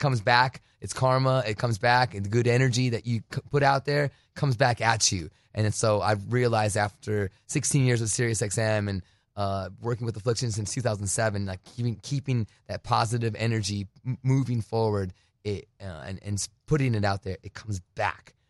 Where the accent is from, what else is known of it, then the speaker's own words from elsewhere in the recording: Douglas, Arizona, United States; also born or lived in Phoenix, Arizona / New Jersey; now in California, United States; I was born in Phoenix, but raised on the border